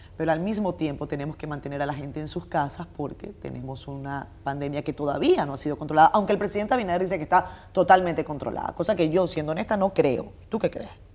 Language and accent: Spanish; Venezuela; now in Dominican Republic; yo nací en Venezuela en el año 85